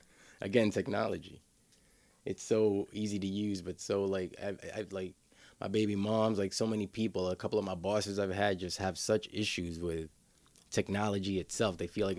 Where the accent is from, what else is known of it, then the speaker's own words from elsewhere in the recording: New York City, New York, United States; Washington Heights, New York City. So that's like uptown, like between the Bronx and Harlem.